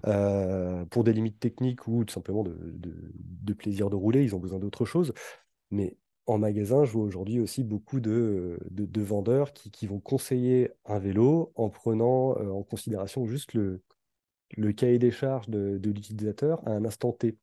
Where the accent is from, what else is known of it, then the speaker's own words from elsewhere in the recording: Brittany, France; moved away; ma région d'origine mmh. et, plus précisément vers, la Bretagne